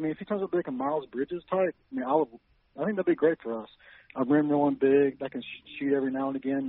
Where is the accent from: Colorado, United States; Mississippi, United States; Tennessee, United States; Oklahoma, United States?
Mississippi, United States; I was born here in Mississippi.